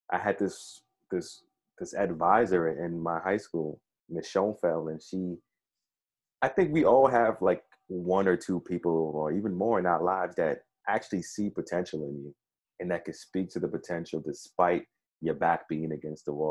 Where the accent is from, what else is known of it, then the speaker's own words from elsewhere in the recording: New York City, New York, United States; growing up in Brownsville in Brooklyn